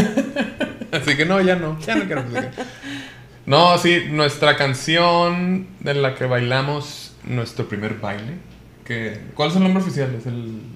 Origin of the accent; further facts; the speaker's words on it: Colima, Mexico; now in Mexico City, Mexico; yo nací en Colima